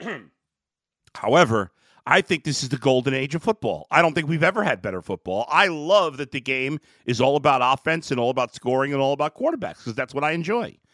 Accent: New York City, New York, United States; As a kid growing up in New York City, in Brooklyn, New York, in the seventies, and then my teen years in the eighties

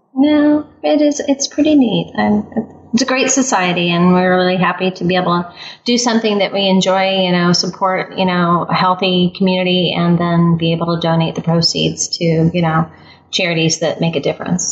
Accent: Midwest, United States; also born or lived in California; I'm from California, uh, raised in the Midwest

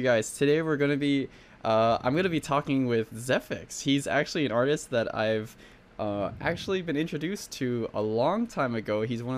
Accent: Hawaii, United States; I'm from Hawaii actually

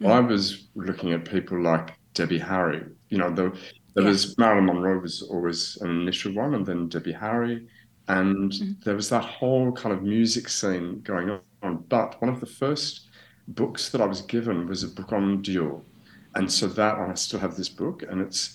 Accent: Australia; now in Paris, France; I'm from Australia. I'm from Australia, and that's where I started my career

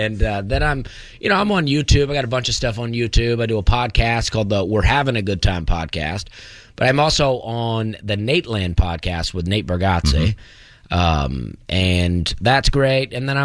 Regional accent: Opelika, Alabama, United States; I grew up in Alabama, a town called Opelika, Alabama. I grew up in a trailer park.

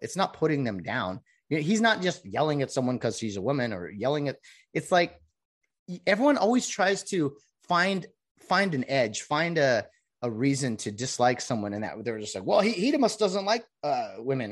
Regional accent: California, United States; I'm a Californian who wants outta here

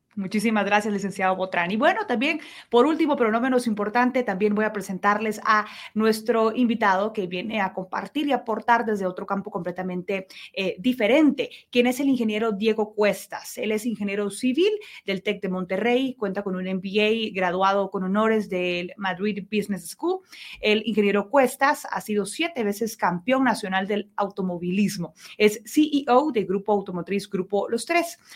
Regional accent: Guatemala; que tendríamos como guatemaltecos

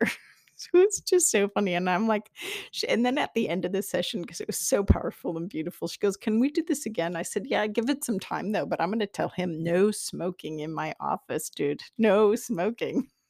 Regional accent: Iowa, United States; I'm from Iowa, the Iowa soil

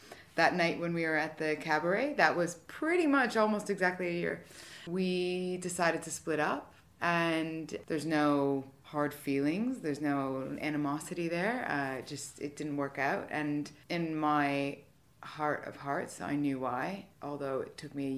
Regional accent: Canada; moved away as an adult; now in United Kingdom; I'm originally from Canada

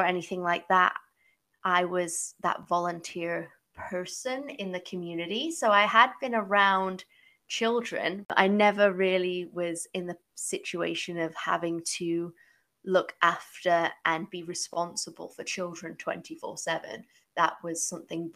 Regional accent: England, United Kingdom; moved away as an adult; also born or lived in United States; now in Toronto, Canada; I am originally from England

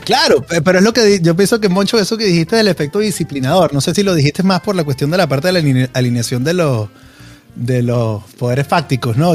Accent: Venezuela; moved away

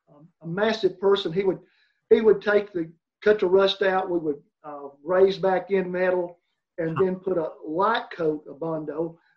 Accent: Boaz, Alabama, United States; I'm from Boaz

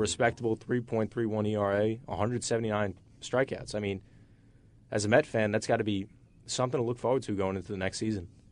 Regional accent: New York, United States; I'm a New Yorker.

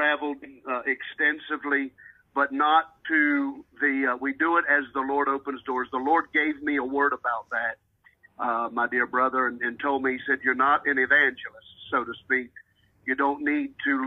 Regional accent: Keyser, West Virginia, United States; moved away; I had one at home in Kaiser, West Virginia, which is my hometown

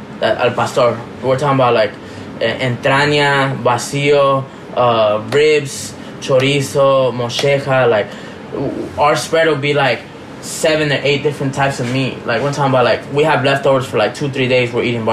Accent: Rosario, Santa Fe, Argentina; Yeah, our, like, local team has, like, one of, like, the craziest fans. We're from Rosario Central

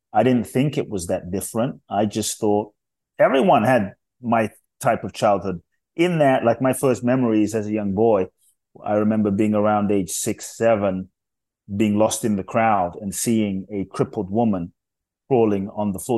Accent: London, United Kingdom; also born or lived in Ghana / Los Angeles; now in United States; I grew up in London, and so I live in the U S now.

